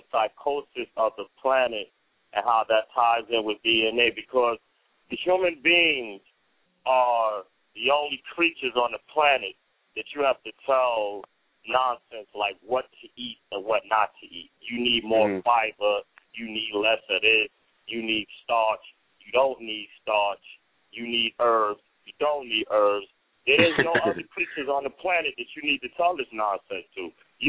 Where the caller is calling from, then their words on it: New York City, New York, United States; I'm calling from the Bronx.